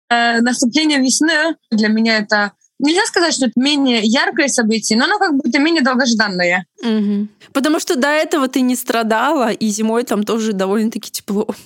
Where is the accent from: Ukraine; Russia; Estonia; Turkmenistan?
Estonia; first language Estonian; Russian is a second language; Мой первый язык не русский, мой первый язык эстонский. Угу. Русский, наверное, мой третий язык.